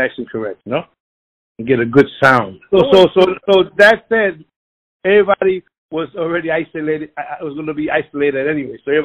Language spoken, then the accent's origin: English; Philadelphia, Pennsylvania, United States; I was born in North Philadelphia